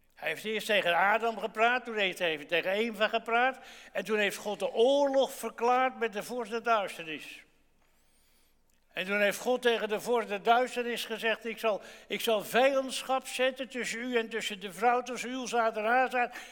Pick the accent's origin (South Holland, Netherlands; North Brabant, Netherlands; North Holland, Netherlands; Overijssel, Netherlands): South Holland, Netherlands; Gouda; ik ben in Gouda geboren. En toen ik kind was, was de donderdags in Gouda altijd varkensmarkt